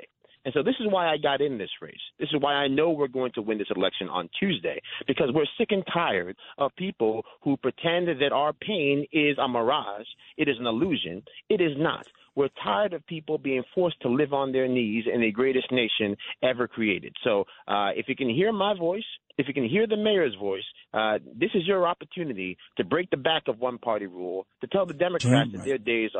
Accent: Yonkers, New York, United States; my hometown, Yonkers, New York

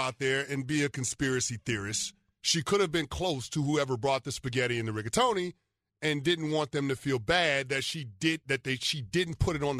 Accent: New York City, New York, United States; I'm from the Bronx, Co-op City.

